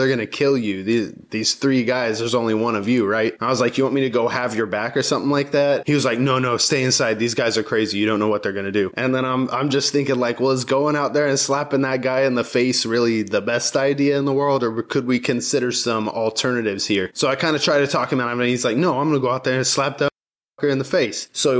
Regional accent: Georgia, United States; And I call it my hometown, but I lived all over the world when I was growing up. But the place that I spent the most time in my teen years, I call my hometown. It's a town in Georgia.

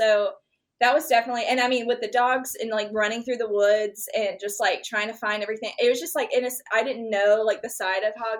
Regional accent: Albany, Georgia, United States; I grew up in Albany, went to school in Albany.

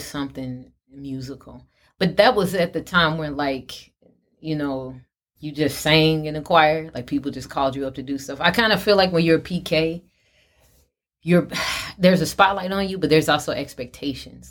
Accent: Chicago, Illinois, United States; from Chicago, from my hometown

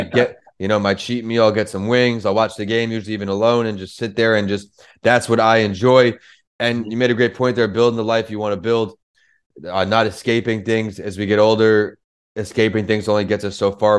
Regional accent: New York, United States; growing up in New York, rap music was the main music we listened

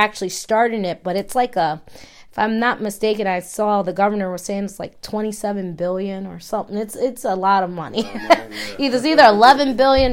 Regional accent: Maryland, United States; moved away; I'm from Maryland, as you guys know, and I had a home in Maryland

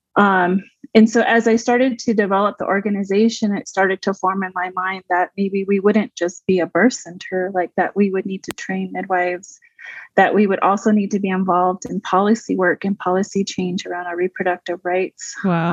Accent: Waterflow, New Mexico, United States; I grew up mostly in the Waterflow Four Corners area, New Mexico.

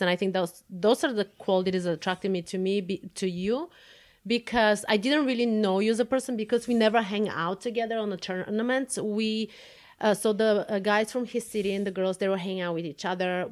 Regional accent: Plovdiv, Plovdiv Province, Bulgaria; moved away as an adult; now in United States; I was born and raised in Bulgaria. Uh, I was born in the city Plovdiv

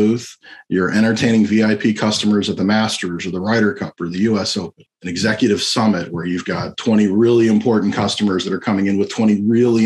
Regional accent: Florida, United States; I'm a magician from Florida

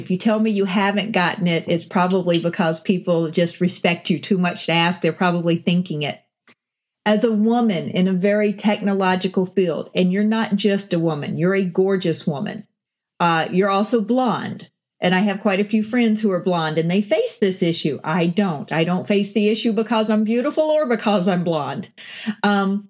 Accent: Southern United States, United States; And I get underestimated because I'm from the South.

